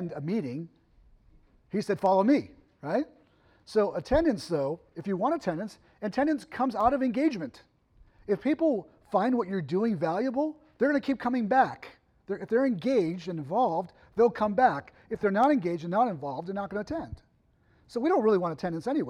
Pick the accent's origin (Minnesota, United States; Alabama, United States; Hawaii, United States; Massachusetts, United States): Massachusetts, United States; now in Ohio, United States; I grew up in Massachusetts.